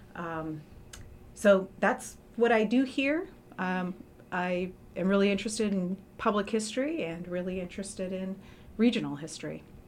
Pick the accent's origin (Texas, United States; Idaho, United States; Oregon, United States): Oregon, United States; Portland; I grew up in Portland and currently live actually just a few blocks away from where I went to high school at Jefferson High School